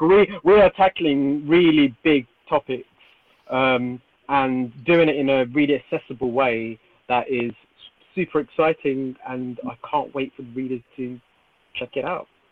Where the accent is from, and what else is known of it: United Kingdom